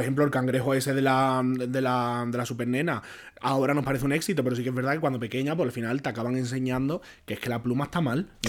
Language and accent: Spanish; Jerez de la Frontera, Andalusia, Spain; moved away as an adult; also born or lived in Barcelona; yo salí de, allí de, Jerez, que me fui a Barcelona a estudiar periodismo